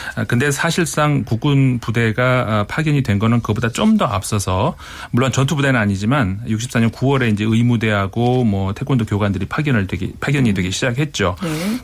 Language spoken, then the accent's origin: Korean; Seoul, South Korea; 제가 서울에서 왔다 하니까